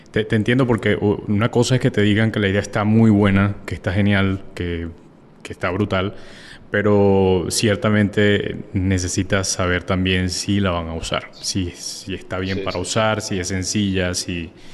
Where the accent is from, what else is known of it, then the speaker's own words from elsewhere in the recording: Venezuela; now in Colombia; yo vivo en Colombia, eh, soy de Venezuela